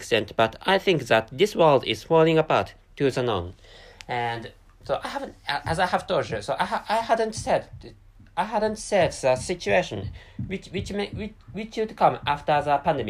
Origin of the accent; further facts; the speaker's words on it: Japan; first language Japanese; English is a second language; By the way, my mother tongue is Japanese, and Japanese is my dominant language.